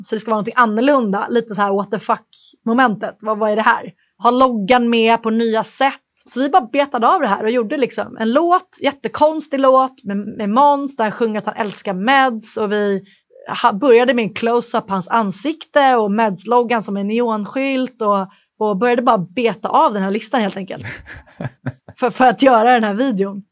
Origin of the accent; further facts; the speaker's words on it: Stockholm, Stockholm County, Sweden; moved away as an adult; also born or lived in Dublin, Ireland / United States; Jag flyttade ju från Sverige när jag var arton. Och när man är tonåring kanske man inte går runt och älskar sin hemstad